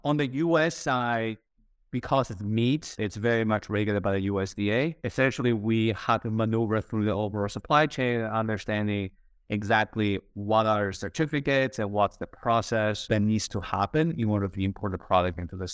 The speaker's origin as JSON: {"language": "English", "country": "Spain", "tie": "born or raised there", "also_born_or_lived": "United States", "moved": "as an adult", "said": "growing up in Spain"}